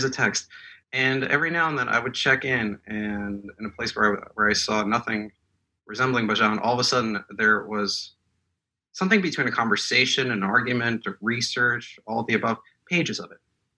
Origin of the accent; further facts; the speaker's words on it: Moscow, Russia; born there; first language Russian; English is a second language; And I'm not an Anglophone reader. I was born in Moscow. I speak Russian.